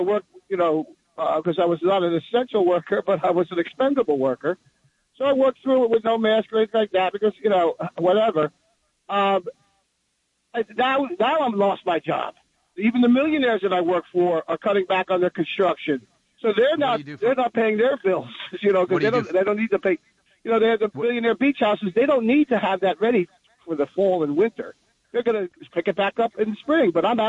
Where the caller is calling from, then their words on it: New Jersey, United States; Call from New Jersey.